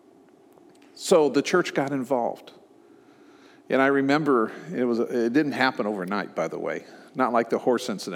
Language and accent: English; Omaha, Nebraska, United States; moved away; also born or lived in San Francisco, California / Dallas, Texas; I grew up in Omaha